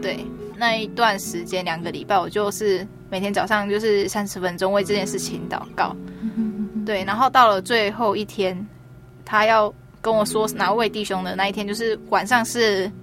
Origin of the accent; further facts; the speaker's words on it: Taiwan; also born or lived in Auckland, New Zealand; 我是从台湾来的